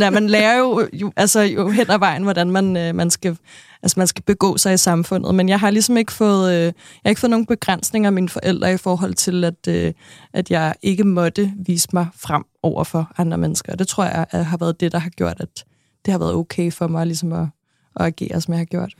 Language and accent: Danish; Næstved, Zealand, Denmark; jeg er født og vokset i Næstved